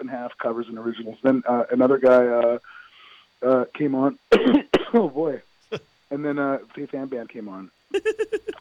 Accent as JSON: {"language": "English", "town": "San Francisco", "region": "California", "country": "United States", "tie": "born or raised there", "also_born_or_lived": "Managua, Nicaragua", "said": "I was born in Managua, Nicaragua, and I was raised in San Francisco, California"}